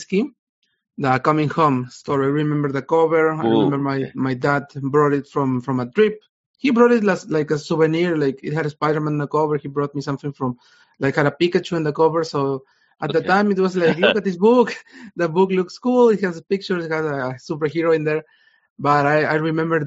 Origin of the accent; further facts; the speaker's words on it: Peru; I'm from Peru. I'm currently in Peru.